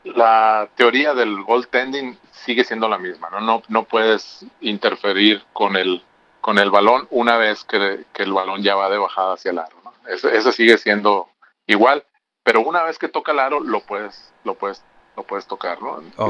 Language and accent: Spanish; Hermosillo, Sonora, Mexico; Yo soy de aquí, de Hermosillo.